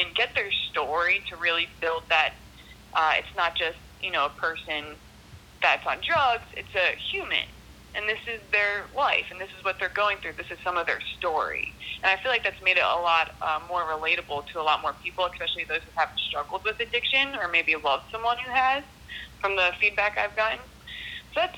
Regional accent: South Florida, United States; I grew up here in South Florida

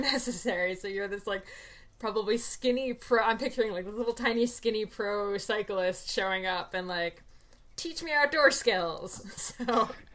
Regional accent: New Jersey, United States; growing up in New Jersey, I wasn't an active kid

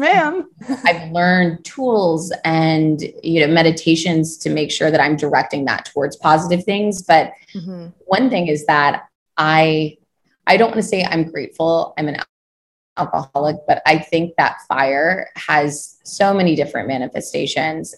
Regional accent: Kentucky, United States; moved away as an adult; also born or lived in Ohio / New York; So I am originally from Kentucky. I grew up on a farm there

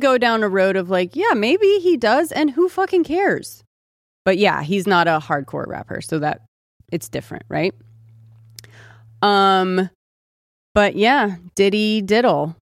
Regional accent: California, United States; also born or lived in Austin; I'm from California

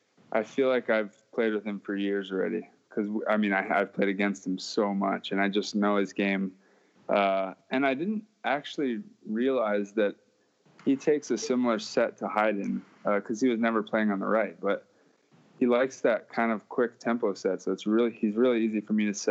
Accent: Honolulu, Hawaii, United States; I went to the Academy of the Pacific, and I graduated with 20 kids up on the hillside

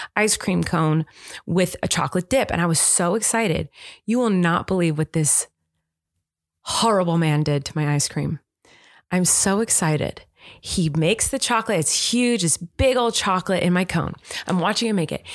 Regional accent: United States; I'm American

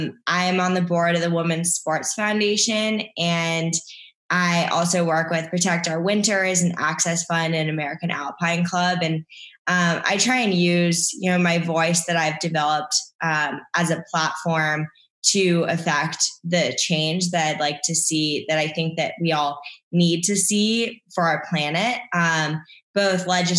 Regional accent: Canada; I'm also Canadian, but I'm a dual citizen.

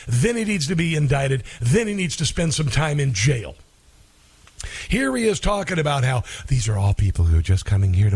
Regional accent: Midwest, United States; I'm from the Midwest. When I was a kid, if you wanted a job and you had a high school education, you worked at the slaughterhouse

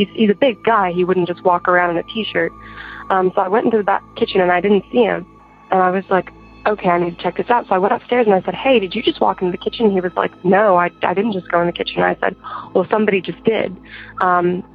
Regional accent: Arkansas, United States; I'm from Arkansas, and I am 17 years old

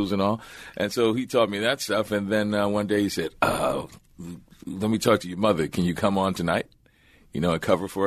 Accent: New Orleans, Louisiana, United States; moved away; also born or lived in Los Angeles / Baltimore; I'm from New Orleans, so I would drive to New Orleans, stop there, then have a little time with my family

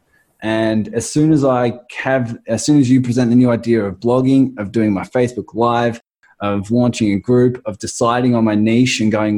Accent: Australia; accent: Australian; my crazy Australian accent

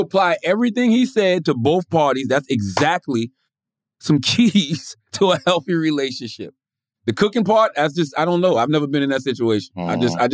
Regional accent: the South, United States; I'm from the South

